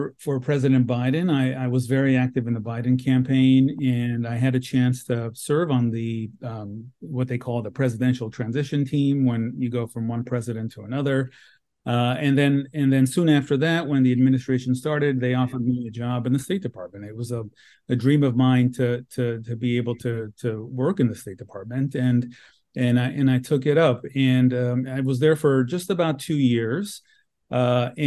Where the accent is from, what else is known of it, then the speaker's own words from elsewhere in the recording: Los Angeles, California, United States; this is my hometown